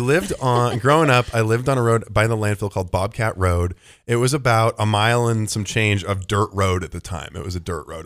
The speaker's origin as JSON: {"language": "English", "town": "Bend", "region": "Oregon", "country": "United States", "tie": "born or raised there", "said": "I grew up in Bend."}